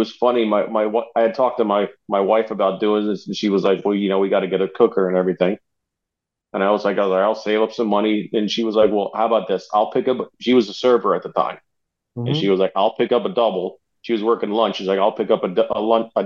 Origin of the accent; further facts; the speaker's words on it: New Jersey, United States; moved away as an adult; also born or lived in Charlotte, North Carolina; now in Asheville, United States; Born and raised in New Jersey. Moved to the Carolinas when I was 24